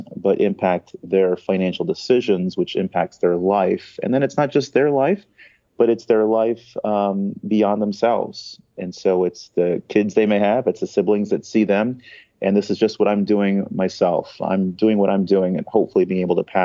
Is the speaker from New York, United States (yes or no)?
no; California, United States; I was born in California, grew up fairly normally